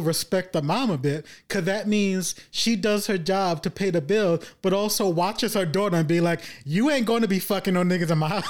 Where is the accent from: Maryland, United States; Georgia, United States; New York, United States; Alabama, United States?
New York, United States; Brooklyn; A good thing is that we were born and raised in Brooklyn.